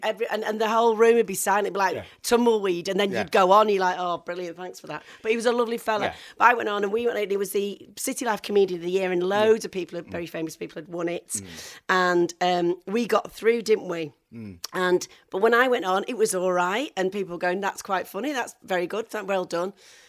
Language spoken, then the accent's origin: English; Stockport, North West England, United Kingdom; also born or lived in Manchester; I was born in Burnage, actually, where the … are from.